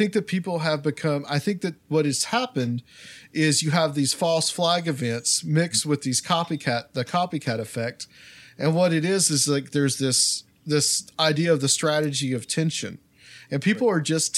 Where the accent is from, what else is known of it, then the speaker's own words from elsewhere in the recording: Chattanooga, Tennessee, United States; my hometown, Chattanooga